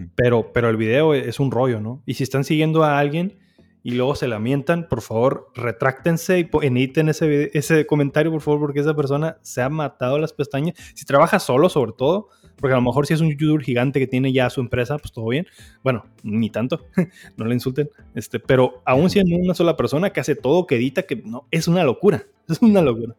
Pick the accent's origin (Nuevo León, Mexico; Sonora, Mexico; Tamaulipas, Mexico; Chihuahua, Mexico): Sonora, Mexico; Hermosillo; pocas veces en mi vida salí de Hermosillo antes de los 19 años.